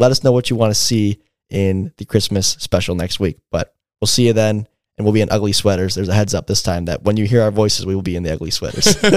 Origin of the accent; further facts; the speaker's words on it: Michigan, United States; I was born and raised in Michigan, you know, less than an hour outside of Detroit.